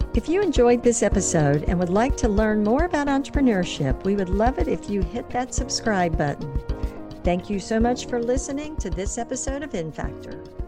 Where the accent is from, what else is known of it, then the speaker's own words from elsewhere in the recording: Tampa, Florida, United States; Tampa, my hometown